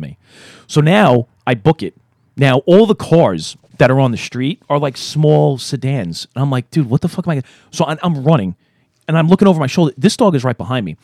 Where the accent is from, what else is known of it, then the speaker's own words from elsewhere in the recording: New York City, New York, United States; I grew up in Brooklyn. I moved out. I came back. Now I'm working there.